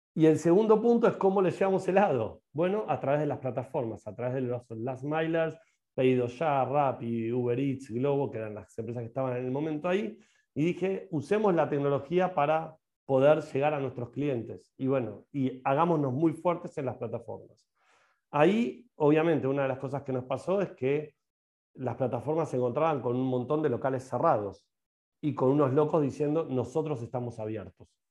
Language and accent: Spanish; Argentina; Yo soy un emprendedor que la va a romper en la Argentina, que la va a romper en mi país